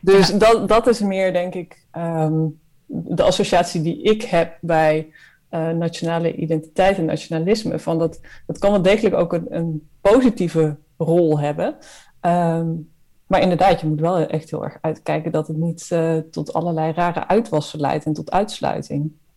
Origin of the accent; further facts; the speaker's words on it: Netherlands; als Nederlanders